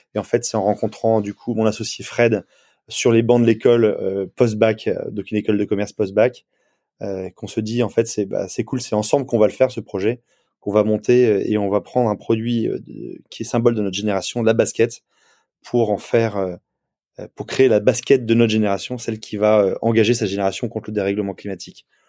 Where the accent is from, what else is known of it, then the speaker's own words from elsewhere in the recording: Provence-Alpes-Côte d'Azur, France; now in Nantes, France; moi j'ai habité, j'ai grandi en Provence, en bord de mer